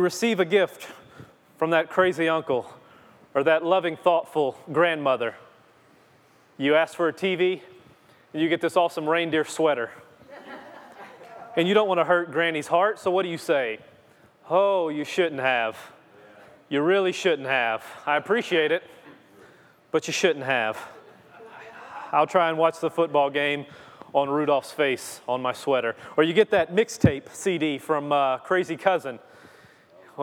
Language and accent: English; Louisiana, United States; I'm from Louisiana